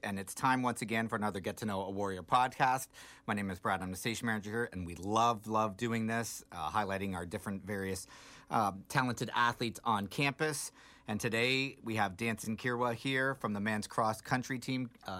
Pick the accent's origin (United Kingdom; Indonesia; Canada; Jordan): Canada; now in United States; I'm originally from Canada.